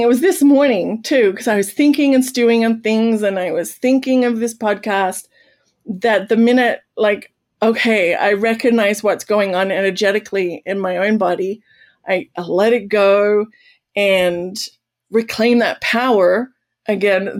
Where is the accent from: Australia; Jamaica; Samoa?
Australia; now in United States; I'm an Australian